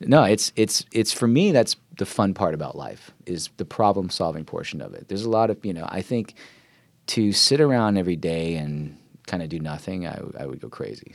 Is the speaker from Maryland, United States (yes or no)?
yes; Silver Spring, Maryland, United States; moved away as an adult; also born or lived in New York / Philadelphia; now in California, United States; I grew up in the suburbs, um, just outside of D C, Silver Spring. I mean, that's kinda where I spent most of my childhood